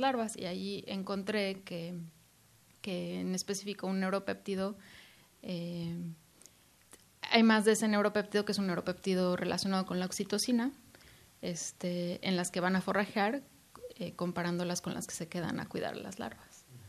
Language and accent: Spanish; Mexico; moved away; estoy muy orgullosa de ser mexicana